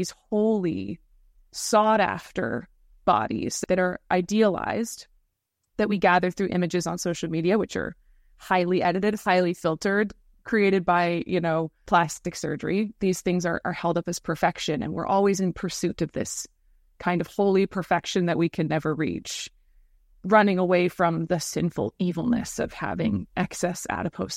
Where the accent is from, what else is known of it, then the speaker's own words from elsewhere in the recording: United States; moved away; My parents are British, but I grew up in America